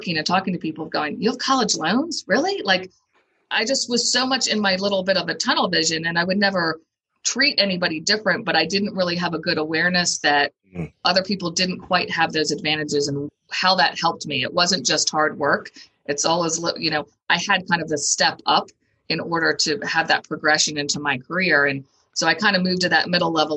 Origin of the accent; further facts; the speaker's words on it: Howard County, Maryland, United States; I grew up in Howard County